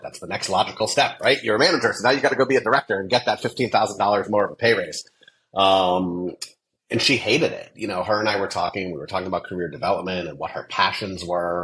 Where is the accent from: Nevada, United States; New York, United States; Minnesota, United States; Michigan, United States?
Nevada, United States; Las Vegas; I grew up in Vegas